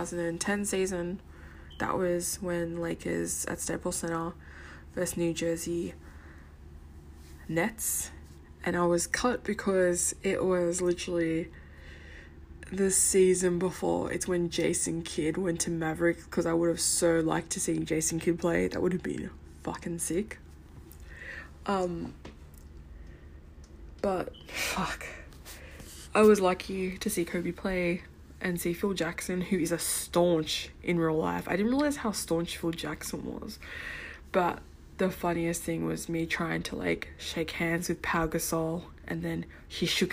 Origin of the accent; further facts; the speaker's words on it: Sydney, New South Wales, Australia; as a brown kid growing up in Western Sydney.